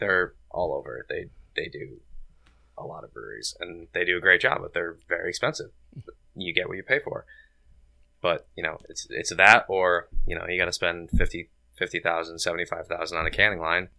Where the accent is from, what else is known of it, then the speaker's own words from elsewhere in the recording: Cheshire, Connecticut, United States; I'm from Cheshire